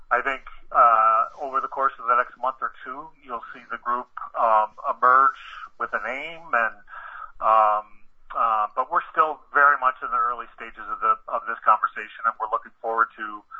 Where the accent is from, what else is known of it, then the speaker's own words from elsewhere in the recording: Watertown, Wisconsin, United States; the farmlands around Watertown, Wisconsin, where I grew up.